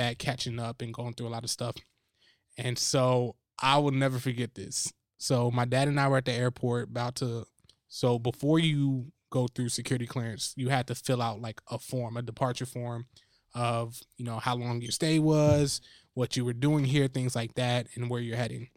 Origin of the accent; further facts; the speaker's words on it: New Jersey, United States; I'm from Jersey.